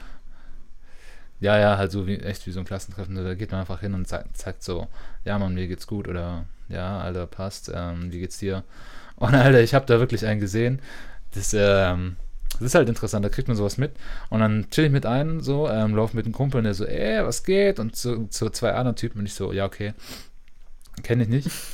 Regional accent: Stuttgart, Baden-Württemberg, Germany; Das ist vielleicht auch so ein Dorf, in Anführungszeichen Dorfkind, so als Stuttgarter

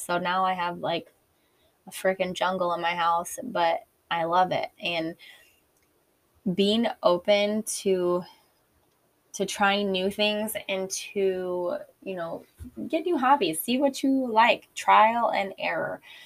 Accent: Illinois, United States; I'm from the Midwest in Illinois

